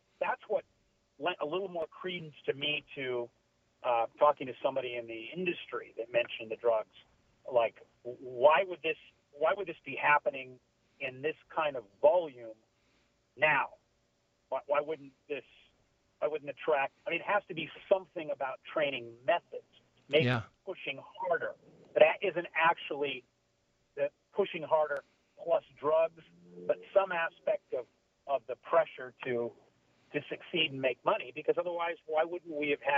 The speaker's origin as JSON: {"language": "English", "town": "Long Beach", "region": "California", "country": "United States", "tie": "born or raised there", "said": "I grew up growing up in Long Beach, Los Alamitos"}